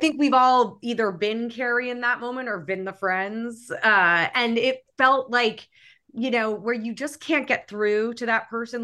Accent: New York City, New York, United States; I grew up in New York City

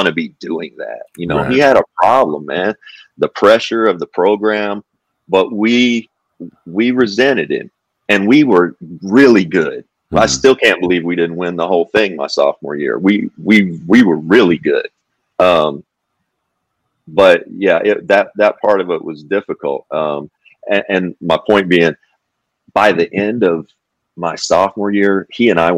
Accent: Kentucky, United States; it's my home state.

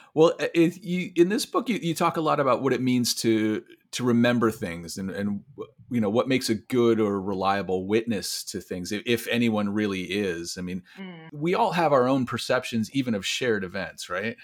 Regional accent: Iowa City, Iowa, United States; born right there in Iowa City. Uh, oh. Sp- spent a lot of time there

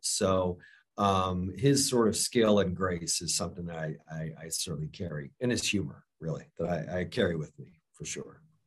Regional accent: Florida, United States; I grew up in Florida

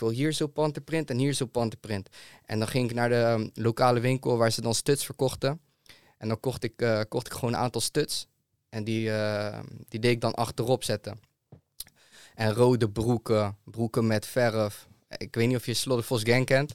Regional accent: Zeeland, Netherlands; also born or lived in Rotterdam / Amsterdam; ik kom zelf uit Zeeland.

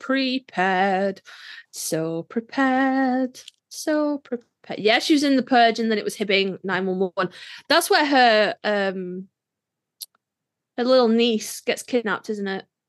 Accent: United Kingdom; I'm British

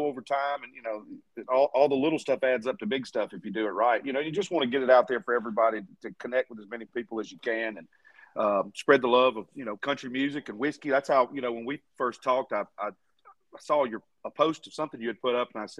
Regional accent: Eclectic, Alabama, United States; also born or lived in Mississippi / Nashville, Tennessee; I was born in Mississippi and grew up in South Alabama

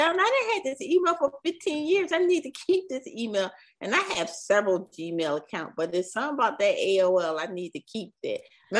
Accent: Philadelphia, Pennsylvania, United States; Me and Mel are actually from Philly

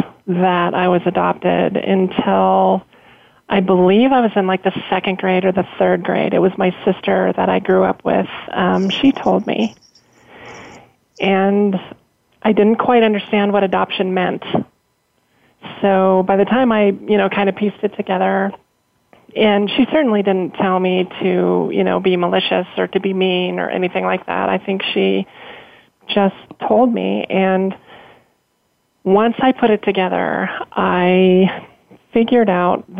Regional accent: Colorado, United States; I grew up in Colorado my entire life

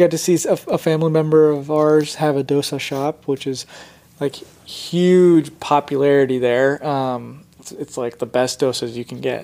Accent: Indiana, United States; also born or lived in Gujarat, India; I was born in India, came to America when I was about three years old, and then um, kind of just lived in Indiana my entire life after that.

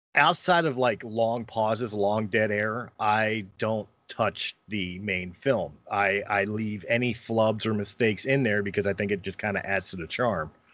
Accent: Philadelphia, Pennsylvania, United States; moved away; also born or lived in Colorado; I'm from Philadelphia

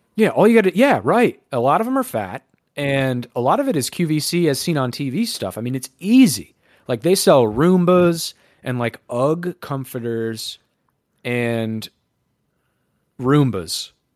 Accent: United States; as an American

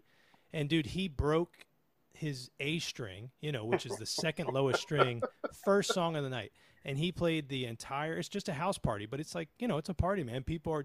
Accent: Delaware, United States; moved away as an adult; now in Maryland, United States; I'm originally from Delaware. I've lived in Maryland for 20 years now, or just about 20 years.

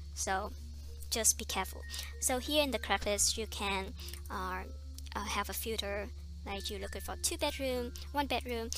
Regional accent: Vietnam; English is a second language; moved away as an adult; also born or lived in Iowa, United States; now in United States; Vietnamese because I come from Vietnam

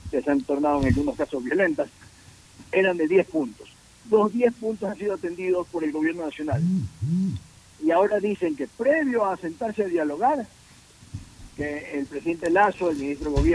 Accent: Ecuador; con salir adelante como somos los ecuatorianos pujantes.

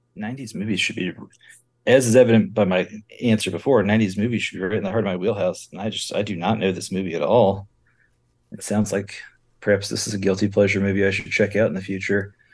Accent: Seattle, Washington, United States; I'm from Seattle, Washington. I'm an attorney up here

